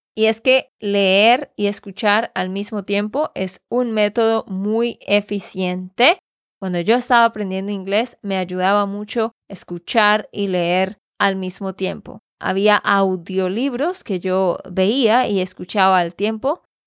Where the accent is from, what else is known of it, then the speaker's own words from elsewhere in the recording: Santander, Colombia; de Santander, Colombia